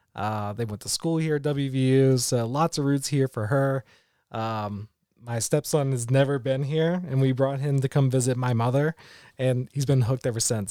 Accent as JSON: {"language": "English", "town": "Charleston", "region": "West Virginia", "country": "United States", "tie": "born or raised there", "also_born_or_lived": "Columbus, Ohio / Marysville, Ohio", "moved": "as an adult", "said": "I grew up in Charleston, West Virginia."}